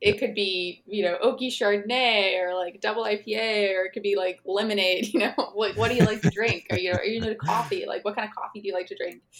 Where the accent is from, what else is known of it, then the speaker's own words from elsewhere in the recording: Missouri, United States; I grew up in Missouri